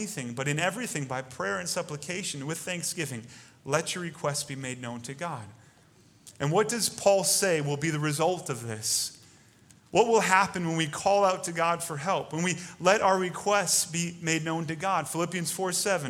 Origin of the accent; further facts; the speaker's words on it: United States; We have it easy as American Christians